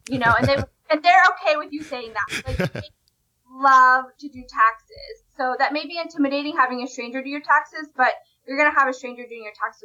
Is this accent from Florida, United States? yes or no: yes; Florida, United States; my home state of Florida